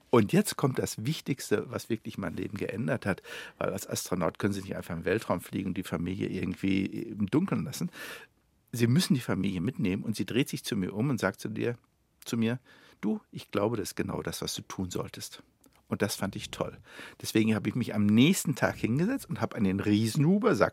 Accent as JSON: {"language": "German", "country": "Germany", "said": "Aber es waren Amerikaner und Russen. Ich war Deutscher."}